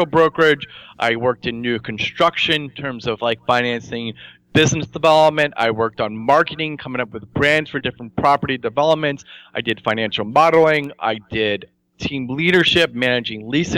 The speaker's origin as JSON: {"language": "English", "region": "New Jersey", "country": "United States", "tie": "born or raised there", "said": "growing up in New Jersey"}